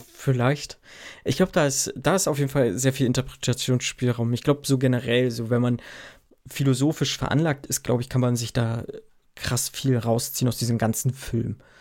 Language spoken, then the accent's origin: German; Germany; Bei uns in Deutschland